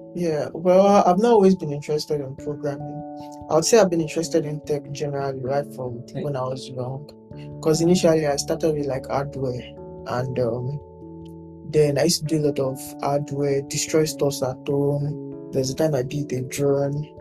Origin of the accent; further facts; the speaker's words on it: Lagos, Nigeria; I'm from Lagos State.